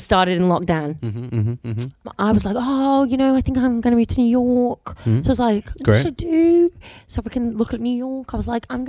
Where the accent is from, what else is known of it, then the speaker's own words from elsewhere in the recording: St Helens, North West England, United Kingdom; I'm from St. Helens. I'm born and bred in St. Helens.